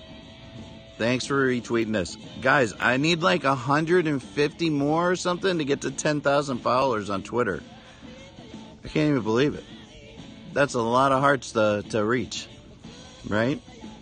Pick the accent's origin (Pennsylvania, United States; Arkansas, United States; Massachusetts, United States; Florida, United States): Florida, United States; Clearwater; from Clearwater, Florida.